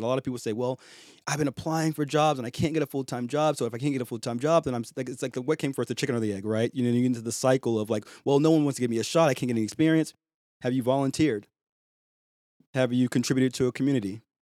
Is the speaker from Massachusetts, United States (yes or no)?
yes; Boston, Massachusetts, United States; with a A H at the end instead of E R, 'cause I'm from Boston